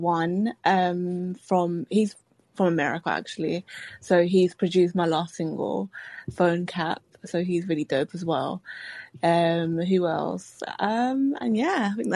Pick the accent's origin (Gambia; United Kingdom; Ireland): United Kingdom; London; I'm from East London.